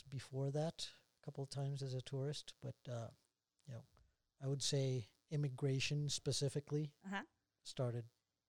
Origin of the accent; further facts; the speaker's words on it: Bogotá, Colombia; English is a second language; moved away as an adult; also born or lived in Utah County, Utah; now in Utah, United States; I was born and raised in Bogota, Colombia. For reference, north part of South America. And currently I live in Utah, more specifically Utah County.